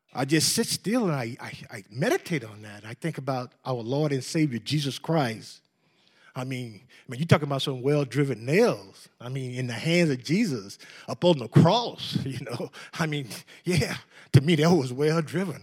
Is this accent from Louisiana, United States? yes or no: yes; New Orleans, Louisiana, United States; moved away as an adult; now in West Texas, United States; I was, uh, born in New Orleans and raised by a godly family